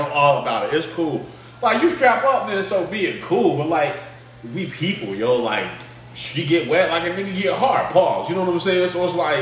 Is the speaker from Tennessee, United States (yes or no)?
yes; Memphis, Tennessee, United States; I'm from Memphis